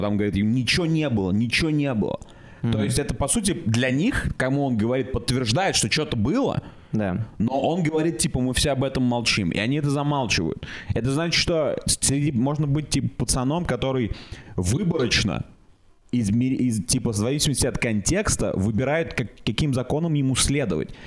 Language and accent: Russian; Russia; я из России.